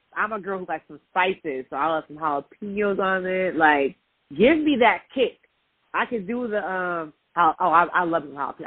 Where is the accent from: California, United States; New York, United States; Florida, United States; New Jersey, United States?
New York, United States; I'm from Northeast, so I'm from New York